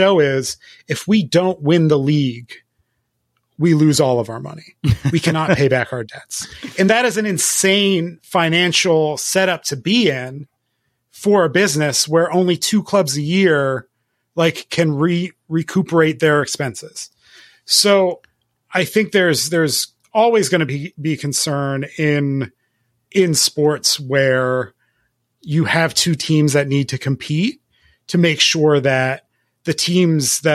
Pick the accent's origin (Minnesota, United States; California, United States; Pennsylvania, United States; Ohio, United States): Pennsylvania, United States; Philadelphia; born or raised there